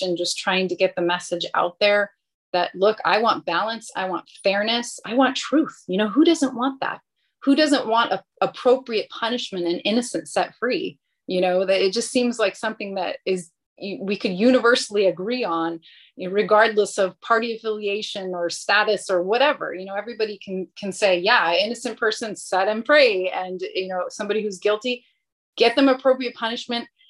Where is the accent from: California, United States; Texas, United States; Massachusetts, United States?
California, United States; Northern; moved away as an adult; now in Riverside County, United States; I'm originally from Northern California